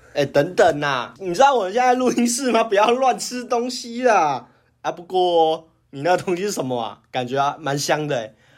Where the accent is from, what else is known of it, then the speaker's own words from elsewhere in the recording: Taiwan; 我们台湾人